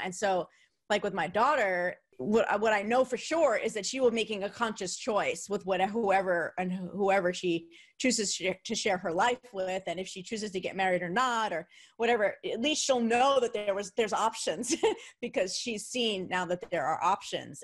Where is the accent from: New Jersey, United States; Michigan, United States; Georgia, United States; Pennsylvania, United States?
New Jersey, United States; where I grew up, um, in New Jersey, the city was New York